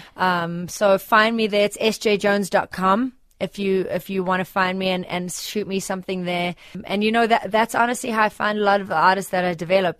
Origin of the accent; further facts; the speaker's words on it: South Africa; accent: South African; moved away; us as South Africans, we have a work ethic that is set apart from many other people in the world